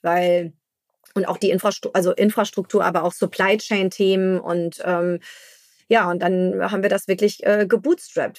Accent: Hamburg, Germany; als Hamburger

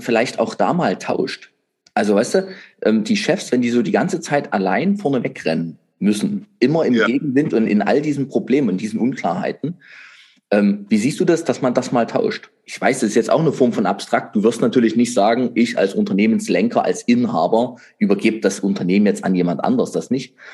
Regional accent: Saxony, Germany; bei uns in Sachsen.

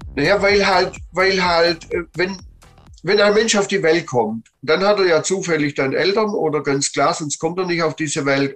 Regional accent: Plochingen, Baden-Württemberg, Germany; Sohn geboren im Bereich Holzhandlung im Stuttgarter Raum, Blochinger Hafen

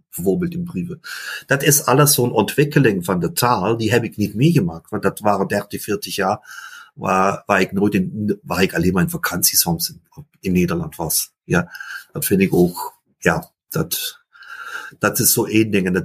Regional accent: Limburg, Netherlands; German is a second language; ich komme aus den Süd, also in Limburgs, äh, belgische Familie, also meine Mutter war aus Antwerpen, mein Vater aus Maastricht.

